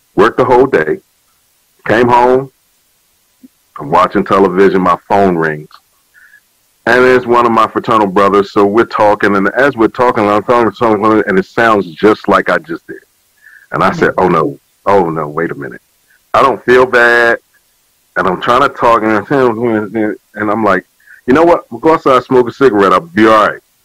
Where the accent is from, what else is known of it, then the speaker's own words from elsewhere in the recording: Virginia, United States; now in Willingboro, United States; my hometown, uh, Southside Regional Medical Center